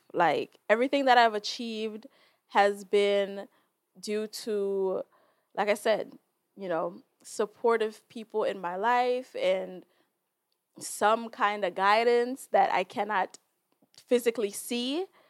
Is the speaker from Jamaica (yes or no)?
yes; Jamaica; I, as a Jamaican, can identify and communicate with that because I am Jamaican